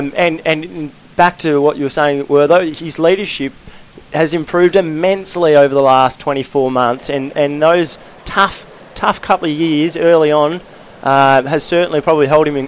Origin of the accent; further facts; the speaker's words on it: Brisbane, Queensland, Australia; I'm a Queenslander myself.